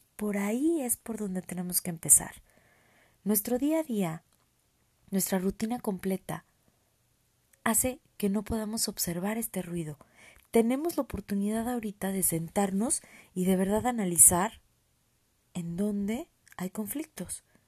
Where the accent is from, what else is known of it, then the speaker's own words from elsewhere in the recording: Mexico; also born or lived in San Luis Potosí; Soy mexicana, vivo en San Luis Potosí